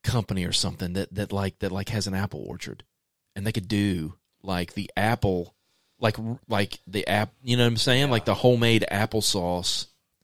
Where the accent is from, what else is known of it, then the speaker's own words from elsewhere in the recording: Jackson County, West Virginia, United States; where I grew up in Jackson County, there was a Lions Club at the end of my road